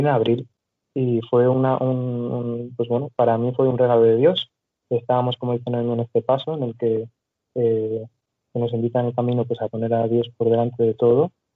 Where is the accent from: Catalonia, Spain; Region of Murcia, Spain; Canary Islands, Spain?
Catalonia, Spain; Barcelona; yo soy de Barcelona